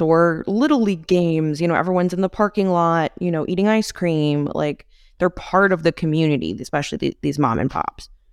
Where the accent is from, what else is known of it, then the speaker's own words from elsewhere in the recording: McHenry County, Illinois, United States; I come from McHenry County, Illinois, which is very rural, or relatively rural